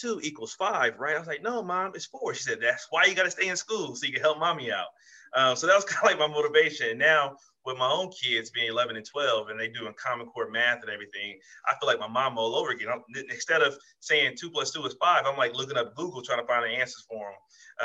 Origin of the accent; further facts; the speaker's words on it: Compton, California, United States; also born or lived in El Paso, Texas / Germany; in Compton, on Rosecrans and Central, where I grew up at, the west side of Compton